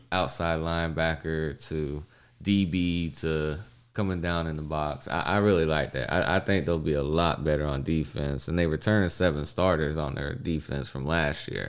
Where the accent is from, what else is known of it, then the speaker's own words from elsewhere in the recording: Texas, United States; I'm from Texas